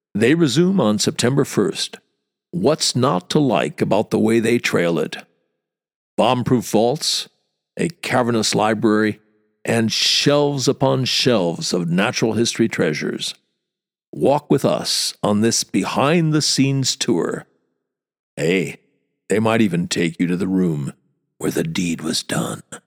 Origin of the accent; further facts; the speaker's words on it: small town Wisconsin, United States; moved away as an adult; now in London, United Kingdom; I grew up in Nowheresville, small town Wisconsin. Came to London fifty years ago